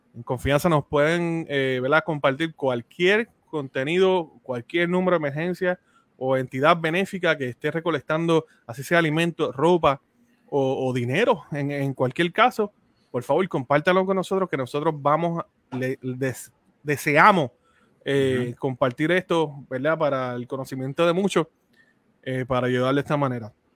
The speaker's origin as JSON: {"language": "Spanish", "country": "Puerto Rico", "said": "nosotros dos somos de Puerto Rico"}